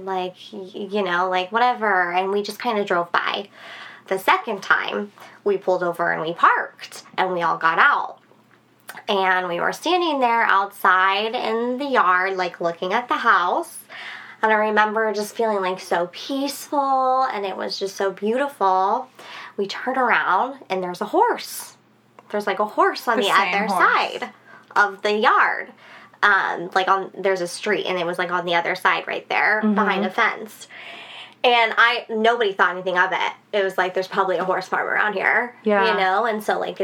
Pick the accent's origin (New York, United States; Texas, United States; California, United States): Texas, United States; San Antonio; I grew up in San Antonio.